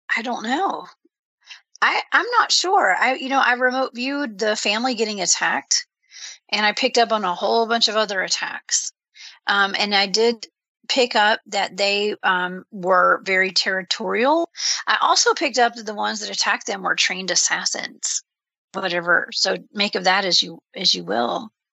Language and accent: English; Georgia, United States; I'm from Georgia